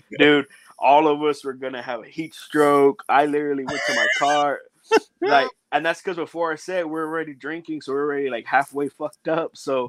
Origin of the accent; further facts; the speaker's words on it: Beeville, Texas, United States; because I'm from Beeville, my hometown is Beeville, Texas.